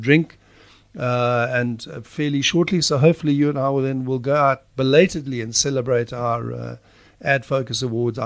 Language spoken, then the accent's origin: English; Durban, KwaZulu-Natal, South Africa; growing up in Durban